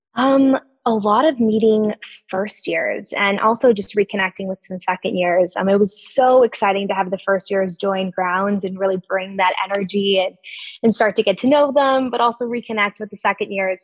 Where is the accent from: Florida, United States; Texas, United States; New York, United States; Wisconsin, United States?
Texas, United States; on the border of Texas and Mexico, South; moved away as an adult; also born or lived in Dartmouth (New Hampshire) / Charlottesville, Virginia (Darden); I'm originally from South Texas. Um, I grew up right on the border of Texas and Mexico